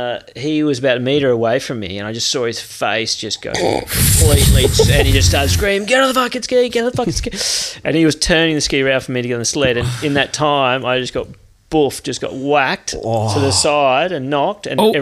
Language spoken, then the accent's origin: English; Perth, Western Australia, Australia; I grew up in Perth, and you know, Perth's not well known for waves